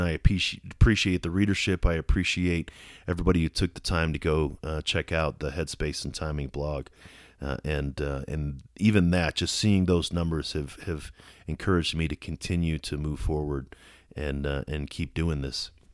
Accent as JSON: {"language": "English", "town": "Colorado Springs", "region": "Colorado", "country": "United States", "tie": "born or raised there", "said": "here in my hometown of Colorado Springs"}